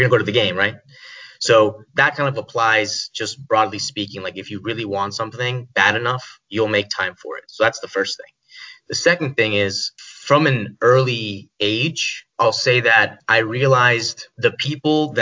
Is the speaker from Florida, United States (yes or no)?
yes; Miami, Florida, United States; moved away as an adult; also born or lived in Hawaii; I'm originally from Miami, Florida